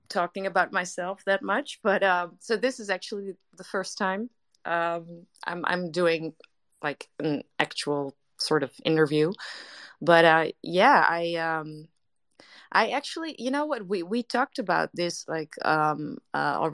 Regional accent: Netherlands; English is a second language; I'm Dutch to everybody here that's in the room right now, so English is not my first language

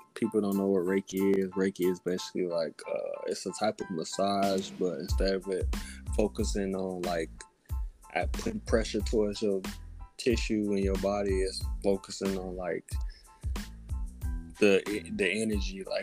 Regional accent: Alabama, United States; I'm from Alabama.

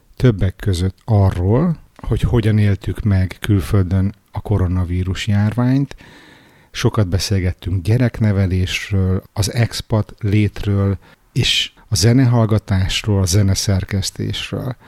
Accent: Hungary; moved away as an adult; now in Stockholm, Sweden; mi magyar gyerekek

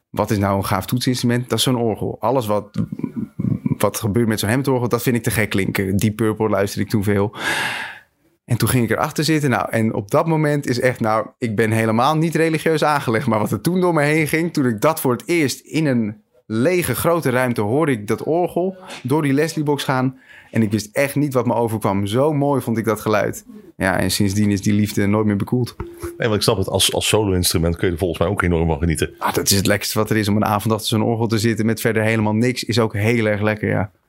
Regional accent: Schagen, North Holland, Netherlands; Ik kom uit Schagen en daar had je een muziekcentrum. Daar kreeg ik muziekles en daar heb ik, ben ik mijn, eigen, mijn eerste bandjes begonnen.

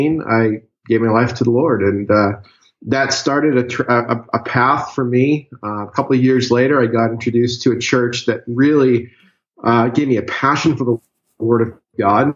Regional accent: Massachusetts, United States; moved away as an adult; I'm originally from Massachusetts, born and raised up until about a month ago

